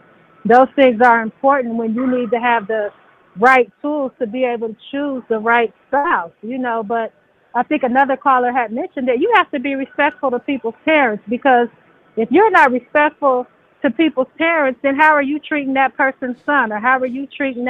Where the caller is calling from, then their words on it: Las Vegas, Nevada, United States; I'm calling from Las Vegas.